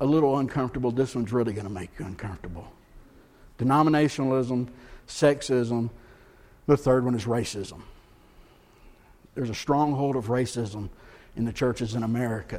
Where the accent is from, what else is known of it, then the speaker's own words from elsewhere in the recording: the South, United States; we grew up in the South